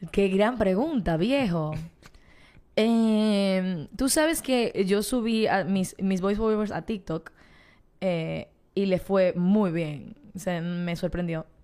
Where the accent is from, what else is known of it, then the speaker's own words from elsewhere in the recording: Dominican Republic; Yo soy una dominicana, con pasaporte dominicano